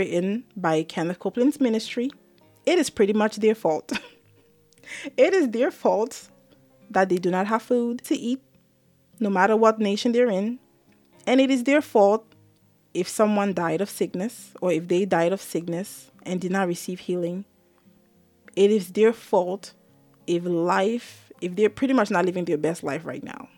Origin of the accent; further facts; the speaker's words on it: Cameroon; now in Maryland, United States; I'm Cameroonian. I was born in Cameroon before I came to the US.